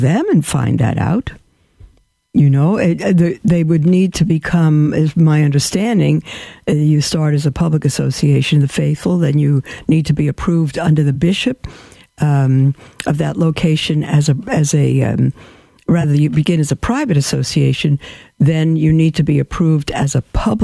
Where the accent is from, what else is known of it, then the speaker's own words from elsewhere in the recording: New York, United States; I'm a New Yorker also, Brooklyn bum